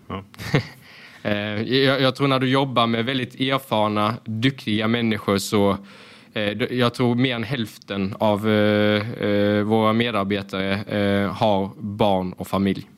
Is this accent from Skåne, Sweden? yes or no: yes; Hässleholm, Skåne, Sweden; jag kommer ju från Ljungdal i Hässleholm. Det är väldigt invandrartätt område